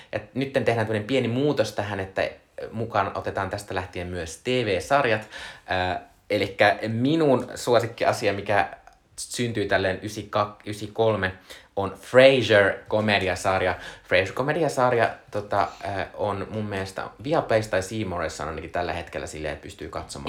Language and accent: Finnish; Joensuu, North Karelia, Finland; moved away; olin siis viime viikonloppuna käymässä, ö, lapsuuden kotiseudullani, ö, Joensuussa